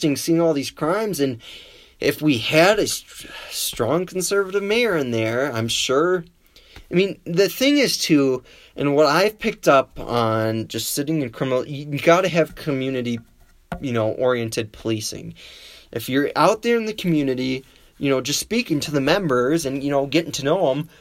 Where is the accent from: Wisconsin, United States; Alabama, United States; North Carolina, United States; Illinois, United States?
Wisconsin, United States; now in Colorado, United States; my home state of Wisconsin